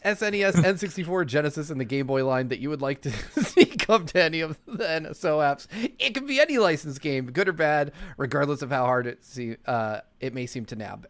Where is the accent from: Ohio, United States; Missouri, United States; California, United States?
California, United States; Lancaster; I grew up in Lancaster, California.